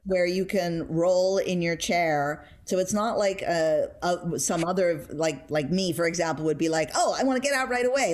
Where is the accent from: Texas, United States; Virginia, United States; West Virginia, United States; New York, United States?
New York, United States; New York City; I was brought up in New York City.